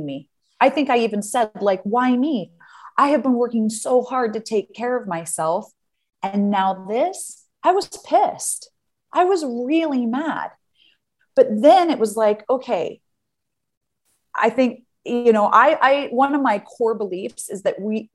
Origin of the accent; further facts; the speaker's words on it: United States; moved away as an adult; now in Amsterdam, Netherlands; I'm an American who now lives in Amsterdam